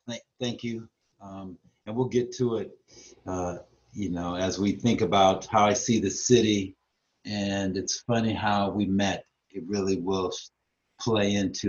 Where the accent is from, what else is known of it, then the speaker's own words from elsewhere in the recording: Louisiana, United States; now in Tacoma, United States; And I grew up in Louisiana and migrated to Tacoma, Washington.